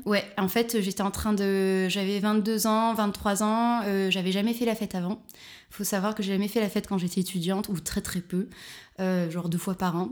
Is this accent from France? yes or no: yes; near Marseille, Provence-Alpes-Côte d'Azur, France; moved away as an adult; also born or lived in Barcelona, Spain; now in Berlin, Germany; Je viens du sud de la France, près de Marseille.